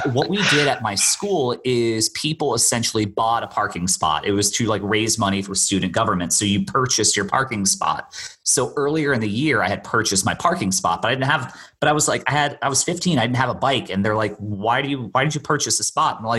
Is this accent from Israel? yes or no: no; Bermuda; for the most part, I grew up in Bermuda